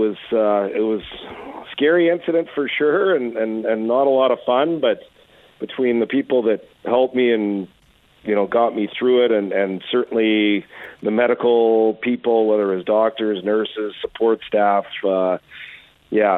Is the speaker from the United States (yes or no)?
no; Edmonton, Alberta, Canada; moved away as an adult; also born or lived in Trail, British Columbia; now in Ottawa, Canada; I grew up in Edmonton, you know, born in 75.